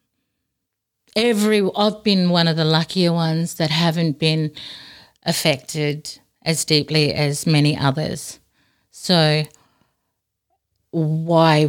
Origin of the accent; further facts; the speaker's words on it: Darwin, Northern Territory, Australia; now in Robinvale, Australia; we grew up in a housing commission area in Darwin